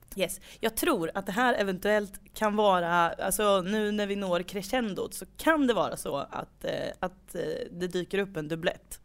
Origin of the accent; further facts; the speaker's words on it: Degerfors, Örebro County, Sweden; vi växte upp i Degerfors